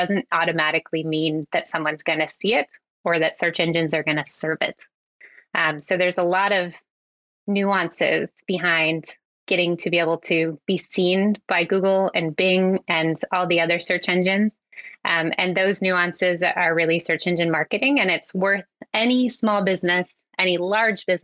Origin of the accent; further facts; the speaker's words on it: Coeur d'Alene, Idaho, United States; moved away as an adult; also born or lived in Vancouver, Canada; now in Squamish, Canada; I'm originally from Coeur d'Alene, Idaho.